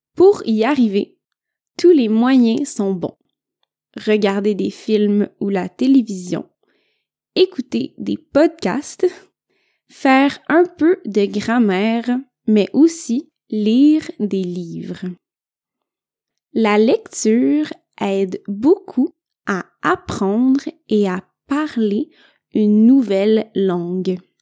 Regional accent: Quebec, Canada; je viens du Québec.

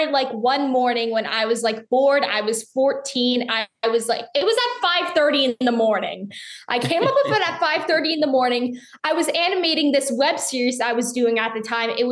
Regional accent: Charlotte, North Carolina, United States; my hometown in Charlotte

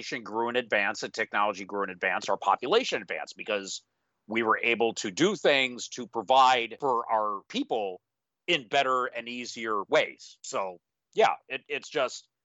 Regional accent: United States; I consider myself American

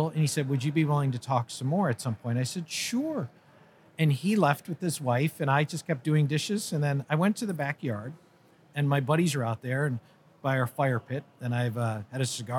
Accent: Connecticut, United States; I'm from Connecticut, and I just wanted to create something where my family could be around other Catholic families.

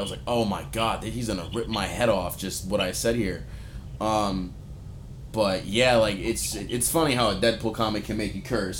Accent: New York, United States; moved away; I'm from New York. I'm from the Bronx.

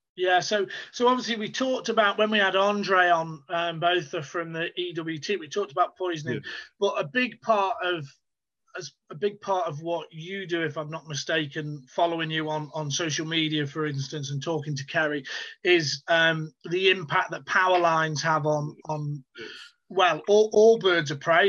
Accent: United Kingdom; as someone who's British

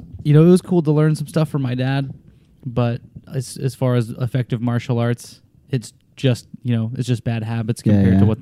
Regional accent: Salt Lake City, Utah, United States; moved away; I grew up in Salt Lake City.

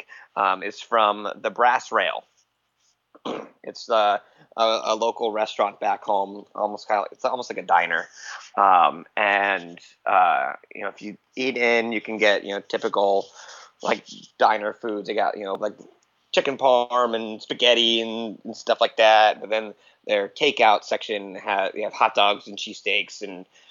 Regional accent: Allentown, Pennsylvania, United States; moved away as an adult; also born or lived in Lehigh Valley; now in Florida, United States; I'm not actually from Philadelphia. I live like an hour outside of Philly. I'm from Allentown.

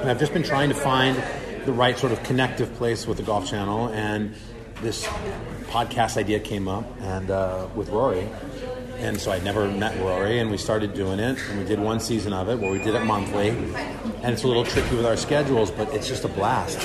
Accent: Los Angeles, California, United States; So, I love Riviera Country Club in LA. It's where I'm from. It's my hometown. I grew up playing golf there.

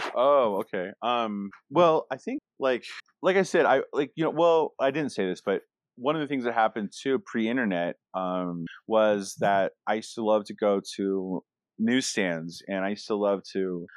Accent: Alaska, United States; moved away; also born or lived in Anchorage / Fort Yukon / Fairbanks; I grew up in Alaska as a as a child

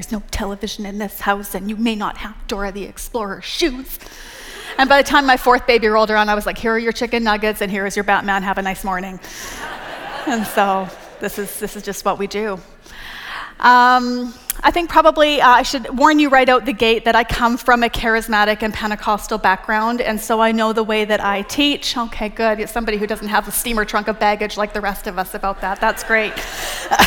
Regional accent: Canada; moved away as an adult; also born or lived in Texas; now in United States; I'm Canadian

